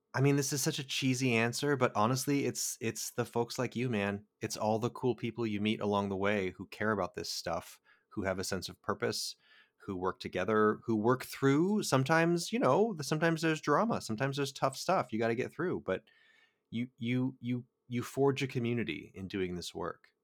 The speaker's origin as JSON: {"language": "English", "region": "California", "country": "United States", "said": "as a Californian"}